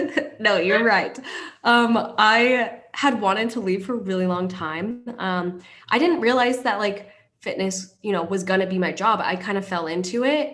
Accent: Kent, Washington, United States; moved away as an adult; now in Huntington Beach, United States; I grew up in Seattle, Washington to be specific, Kent, Washington.

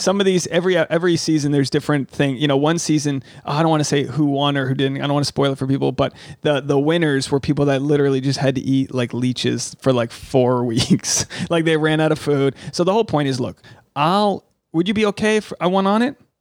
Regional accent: Rhode Island, United States; I'm from Rhode Island. I'm a New Englander.

